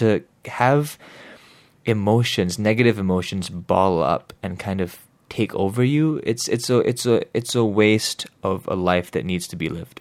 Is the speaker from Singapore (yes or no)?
yes; Singapore; growing up here